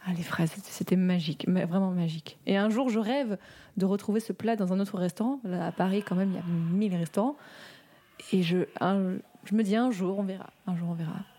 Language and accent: French; Morocco; j'ai grandi au Maroc